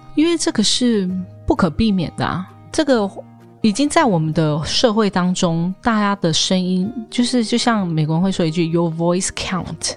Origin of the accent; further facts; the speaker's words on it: Taoyuan, Taiwan; moved away as an adult; 也是从小在桃园土生土长，在这边上幼稚园啊，国小啊，国中、高中这样